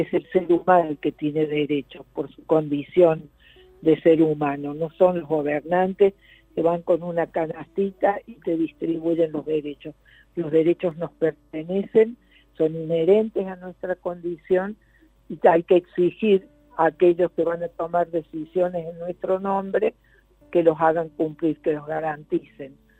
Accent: Argentina; moved away as an adult; also born or lived in Portugal / Brazil; cuando regresé tenía tal curiosidad con cómo qué pasaba en mi país

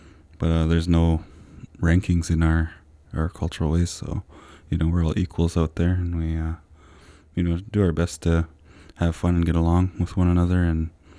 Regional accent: Brentwood Bay, British Columbia, Canada; I'm from the Sartlip First Nation out in Brentwood Bay.

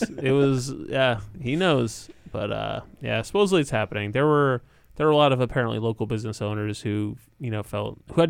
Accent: Connecticut, United States; I grew up in Connecticut

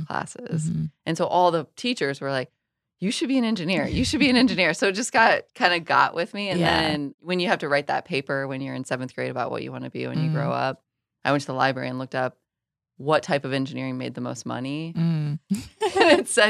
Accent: Iowa, United States; moved away as an adult; also born or lived in Wyoming / Raleigh, North Carolina; I'm from Iowa. I grew up on a farm in the middle of nowhere.

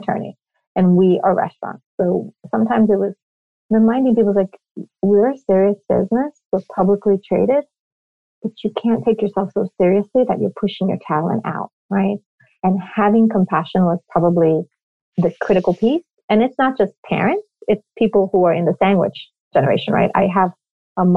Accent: New York, United States; moved away as an adult; now in Miami, United States; I am born and raised in New York

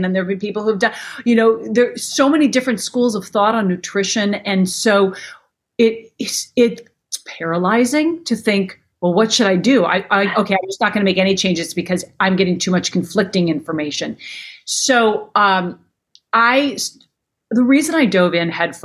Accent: Minnesota, United States; I grew up in Minnesota

